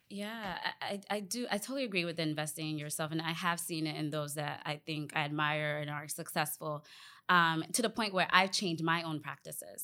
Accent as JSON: {"language": "English", "region": "Northern Virginia", "country": "United States", "tie": "born or raised there", "also_born_or_lived": "Ghana", "said": "grew up in the U S here in the Washington, D C, D C area, Vir, um, Virginia, Northern Virginia to be specific."}